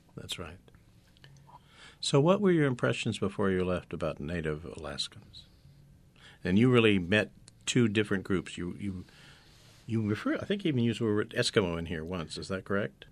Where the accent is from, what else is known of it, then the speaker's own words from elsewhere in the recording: San Francisco Bay Area, California, United States; I'm from the San Francisco Bay Area, born and raised too